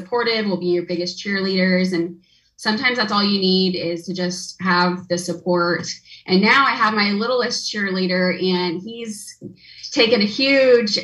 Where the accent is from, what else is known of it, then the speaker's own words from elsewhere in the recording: Wichita, Kansas, United States; I am born and raised in Wichita